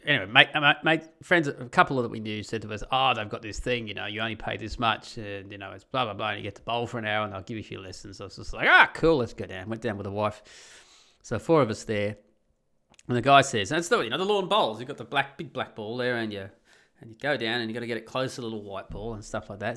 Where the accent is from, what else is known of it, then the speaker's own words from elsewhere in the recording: Australia; moved away as an adult; now in Netherlands; I can never be a Dutchie, of course, I am an Australian